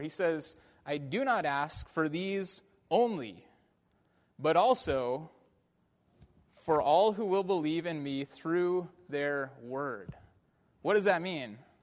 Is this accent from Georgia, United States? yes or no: no; Bay Area, California, United States; growing up in the Bay Area watching Barry Bonds